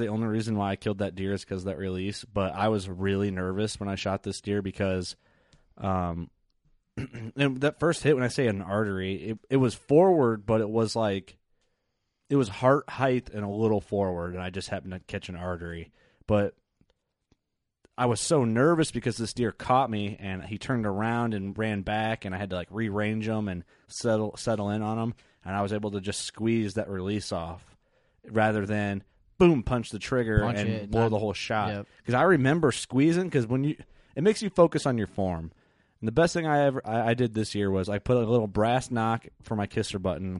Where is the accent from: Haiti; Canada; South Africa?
Canada; Like we're Canadian.